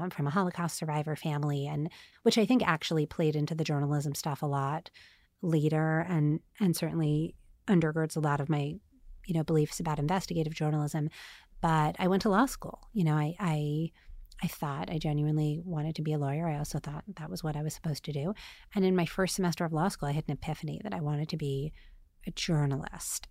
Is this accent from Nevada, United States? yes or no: no; New York City, New York, United States; also born or lived in New Jersey; I grew up like totally uh, like Bridge and Tunnel, New York, before it was cool. I'm from Staten Island and Queens and New Jersey